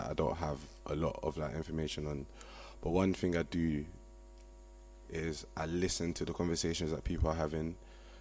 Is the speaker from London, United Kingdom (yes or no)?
yes; London, United Kingdom; moved away as an adult; now in Liverpool, United Kingdom; I'm originally from Brixton, but I'm studying in Liverpool